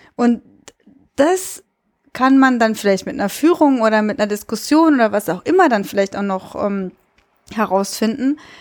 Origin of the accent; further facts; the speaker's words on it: Cologne, North Rhine-Westphalia, Germany; ich bin in Köln groß geworden